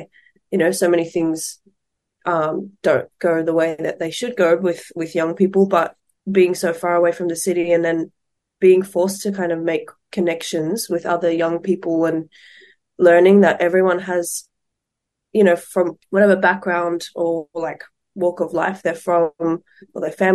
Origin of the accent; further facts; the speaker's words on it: the Southeast, Victoria, Australia; I grew up in the Southeast, which I'll always rep forever